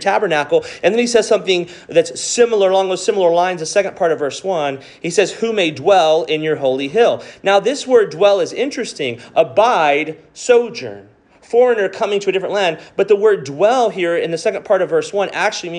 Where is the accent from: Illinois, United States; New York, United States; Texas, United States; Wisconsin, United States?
Texas, United States; Robstown; also born or lived in Galveston, Texas / College Station, Texas / Houston, Texas; where I grew up in Robstown, Texas, and that same home that I lived in for those 18 years